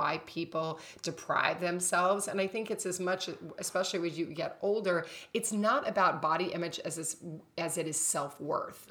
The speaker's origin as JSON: {"language": "English", "region": "Kentucky", "country": "United States", "tie": "born or raised there", "moved": "yes", "said": "growing up in Kentucky"}